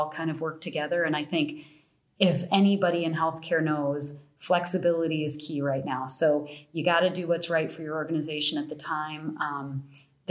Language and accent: English; Arvada, Colorado, United States; moved away as an adult; also born or lived in Texas; I grew up in Arvada